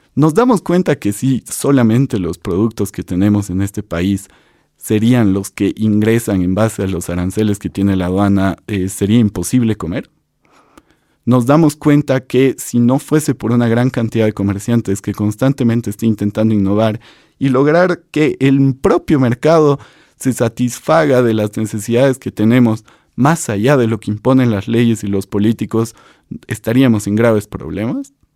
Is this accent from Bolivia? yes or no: yes; Bolivia